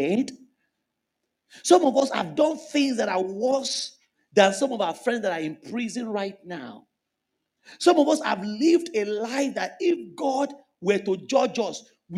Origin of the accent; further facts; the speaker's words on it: Lagos, Nigeria; moved away as an adult; Ilaje part of Bariga was where I grew up.